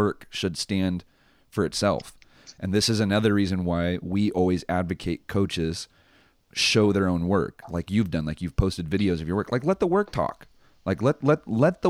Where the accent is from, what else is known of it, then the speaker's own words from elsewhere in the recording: United States; as American coaches